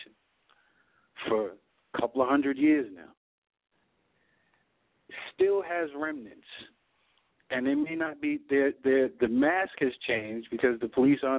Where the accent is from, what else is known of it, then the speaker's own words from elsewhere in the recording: New York, United States; now in Georgia, United States; I'm a New Yorker born and bred